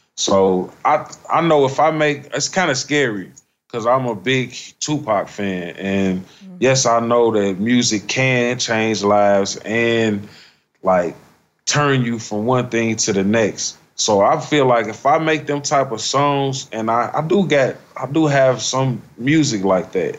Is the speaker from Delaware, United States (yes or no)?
no; Chicago, Illinois, United States; moved away as an adult; also born or lived in Nashville; Growing up in Chicago